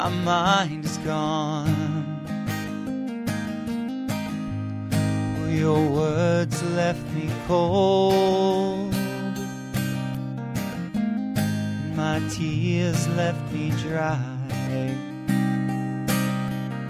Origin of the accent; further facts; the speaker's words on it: Portsmouth, Virginia, United States; moved away as an adult; also born or lived in Norfolk, Virginia / Washington, D.C.; now in Los Angeles, United States; I was born at Norfolk General Hospital and grew up in Portsmouth, Virginia